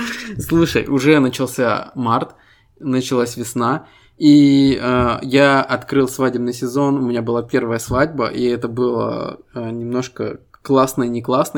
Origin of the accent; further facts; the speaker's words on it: Estonia; Мы ребята из Эстонии